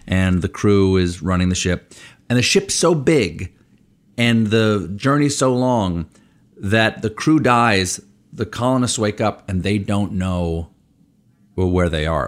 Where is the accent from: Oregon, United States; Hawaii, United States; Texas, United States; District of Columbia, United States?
District of Columbia, United States; Washington; also born or lived in Bethesda, Maryland; I was born in Washington, D C, at Georgetown University Hospital